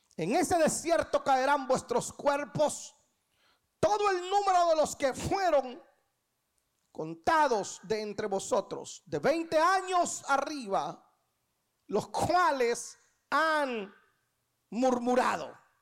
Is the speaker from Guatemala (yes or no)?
yes; Guatemala; now in Atlanta, United States; Yo nací en Guatemala un 12 de septiembre de 1900